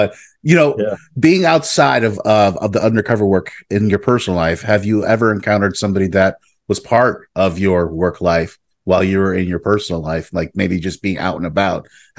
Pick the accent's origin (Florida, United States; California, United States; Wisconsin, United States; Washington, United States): Florida, United States; West Palm Beach; Here in West Palm. So so there really wasn't a huge proliferation of that stuff.